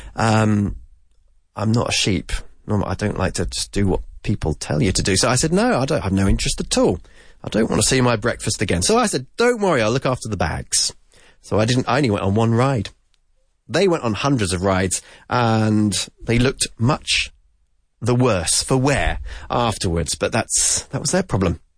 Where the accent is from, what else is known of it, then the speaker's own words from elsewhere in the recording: United Kingdom; as we say in the UK